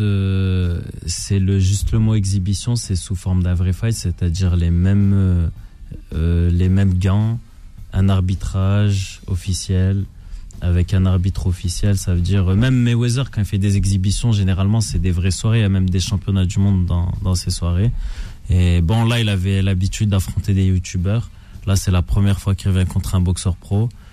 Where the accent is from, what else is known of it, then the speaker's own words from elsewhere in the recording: France; moved away as an adult; also born or lived in Canada; Moi, j'ai quitté la France euh, il y a 12 ans maintenant.